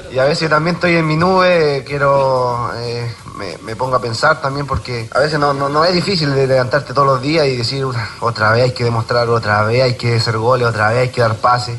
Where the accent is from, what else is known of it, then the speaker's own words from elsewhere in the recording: Chile; siendo chileno